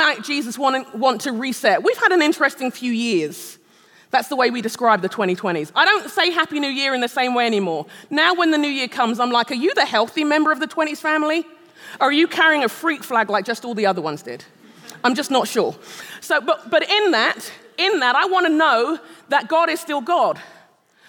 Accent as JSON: {"language": "English", "region": "London", "country": "United Kingdom", "tie": "born or raised there", "also_born_or_lived": "Nigeria", "moved": "as an adult", "lives_now": "Shoreview, United States", "said": "I am a Brit. I'm a Londoner, born and raised. I'm a Nigerian"}